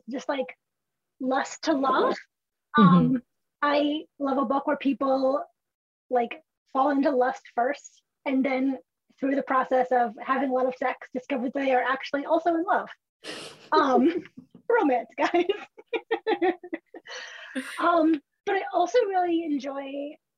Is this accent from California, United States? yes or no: yes; California, United States; I'm Californian